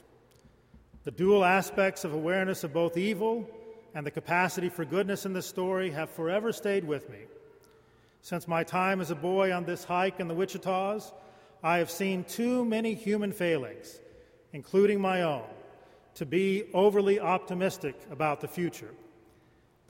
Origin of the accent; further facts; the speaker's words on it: Lawton, Oklahoma, United States; When I was a young boy growing up in Lawton, Oklahoma